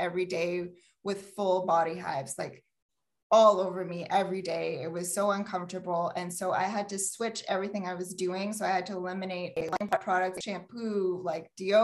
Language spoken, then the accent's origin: English; Sudbury, Ontario, Canada; also born or lived in Toronto / Peterborough; I was born and raised here in Sudbury